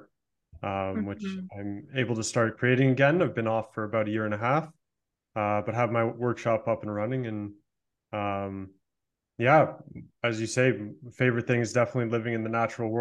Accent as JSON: {"language": "English", "town": "Toronto", "region": "Ontario", "country": "Canada", "tie": "born or raised there", "also_born_or_lived": "Canadian mountains", "moved": "yes", "said": "I was just in back in my hometown area, the Toronto area"}